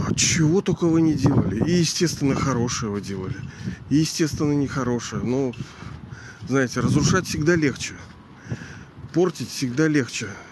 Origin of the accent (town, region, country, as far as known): Pushkin, Saint Petersburg, Russia; born or raised there; also born or lived in Kronstadt